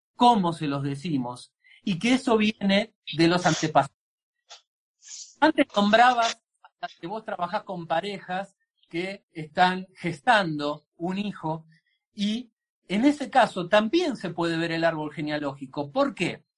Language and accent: Spanish; Argentina; en nuestra cultura